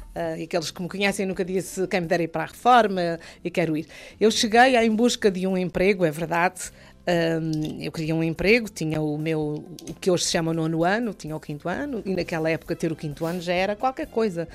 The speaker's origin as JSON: {"language": "Portuguese", "area": "São Jorge", "region": "Azores", "country": "Portugal", "tie": "born or raised there", "also_born_or_lived": "Angra do Heroísmo / Ponta Delgada", "moved": "yes", "said": "eu sou de São Jorge, mas estava, estava a trabalhar uh, em Angra"}